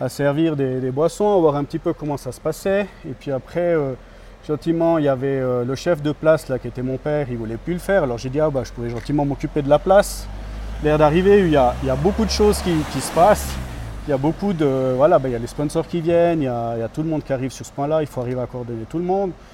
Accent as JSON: {"language": "French", "town": "Grimentz", "region": "Valais", "country": "Switzerland", "tie": "born or raised there", "moved": "as an adult", "said": "je suis un natif de, de Grimans, donc euh, j'ai vécu toute mon enfance ici jusqu'à à peu près 25 euh, ans"}